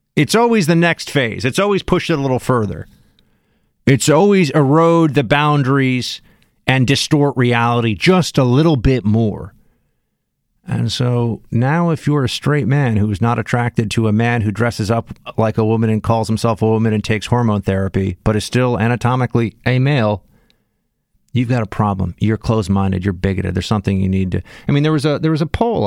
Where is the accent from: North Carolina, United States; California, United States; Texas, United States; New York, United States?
New York, United States; New York City; I'm from Manhattan